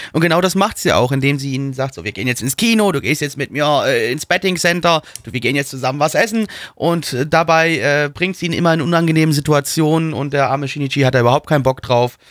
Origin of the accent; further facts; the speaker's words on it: Germany; ich bin Deutscher